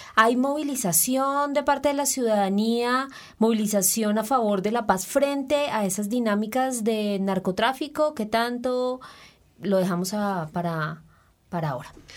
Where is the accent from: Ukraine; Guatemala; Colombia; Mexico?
Colombia; como colombianos